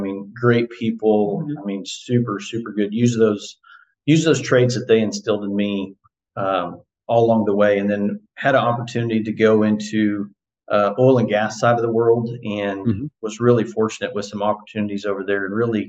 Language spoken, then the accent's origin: English; Chandler, Oklahoma, United States; also born or lived in Edmond, Oklahoma / Stillwater, Oklahoma; I actually was born in Edmond and then grew up in Chandler, bounced around a little bit, came back there